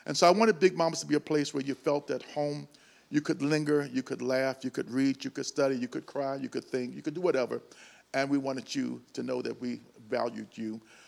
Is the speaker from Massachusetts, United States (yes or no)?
no; Chicago, Illinois, United States; I came here from Chicago. I can't believe how many years ago that it was.